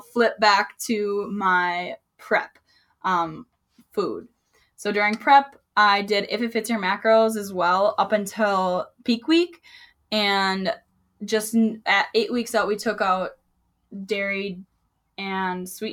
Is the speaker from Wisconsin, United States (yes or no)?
yes; Wisconsin, United States; Can you tell I'm from Wisconsin?